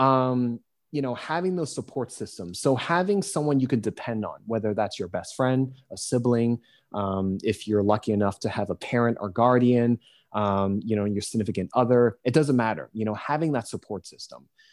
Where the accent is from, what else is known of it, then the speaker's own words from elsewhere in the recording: United States; being an American